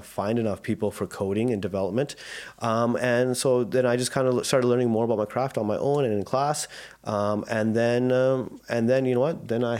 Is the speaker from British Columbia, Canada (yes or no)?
yes; Vancouver, British Columbia, Canada; I grew up in born and raised in South Vancouver. Yeah, I have two younger sisters. They're 7 and 8 years apart from me. I've been having a great life in South Van.